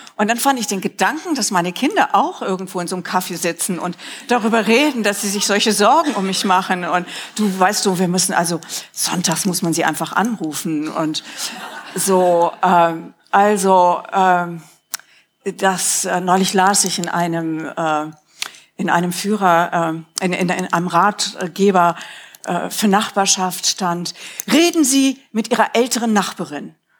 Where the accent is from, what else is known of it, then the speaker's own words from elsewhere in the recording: Rhineland, Germany; moved away; wie in meiner Kindheit im Rheinland